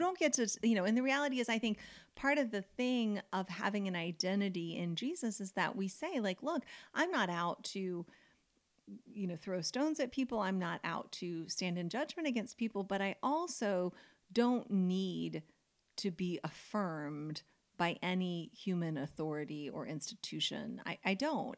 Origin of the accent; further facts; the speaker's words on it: United States; I grew up in America